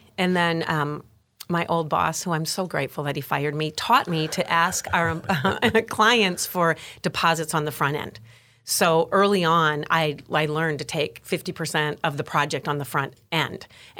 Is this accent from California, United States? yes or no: no; Wisconsin, United States; We call Wisconsin whiskey.